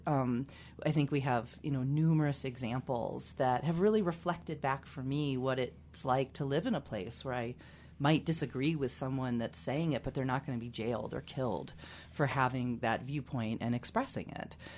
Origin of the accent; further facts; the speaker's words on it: Kansas, United States; I grew up in Kansas